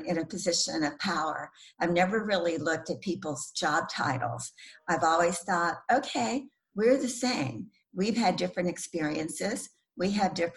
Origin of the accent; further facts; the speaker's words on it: the South, United States; I grew up in the South